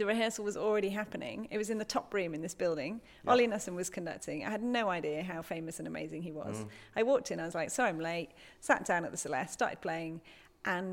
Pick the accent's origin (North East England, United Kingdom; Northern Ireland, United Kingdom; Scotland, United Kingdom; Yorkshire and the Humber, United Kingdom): North East England, United Kingdom; Newcastle upon Tyne; I'm from Newcastle.